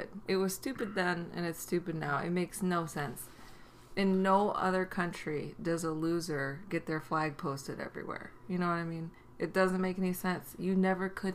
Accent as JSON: {"language": "English", "town": "Vancouver", "region": "British Columbia", "country": "Canada", "tie": "born or raised there", "said": "growing up in Vancouver"}